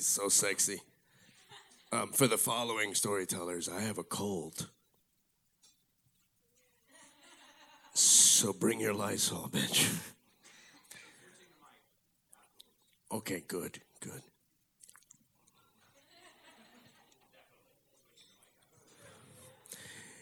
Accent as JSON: {"language": "English", "town": "Miami", "region": "Florida", "country": "United States", "tie": "born or raised there", "said": "I grew up here in Miami."}